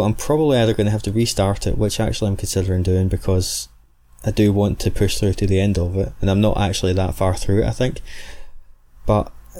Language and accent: English; Scotland, United Kingdom; accent: Scottish; the soft dulcet tones of my rich Scottish accent